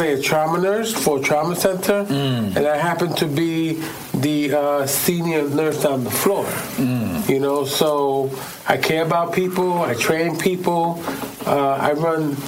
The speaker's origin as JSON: {"language": "English", "town": "New York City", "region": "New York", "country": "United States", "tie": "born or raised there", "said": "I grew up on the Lower East Side of New York City"}